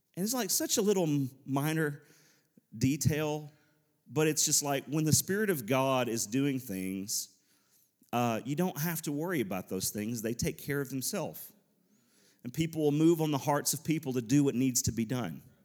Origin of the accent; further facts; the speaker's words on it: Nashville, Tennessee, United States; we're from the Nashville area.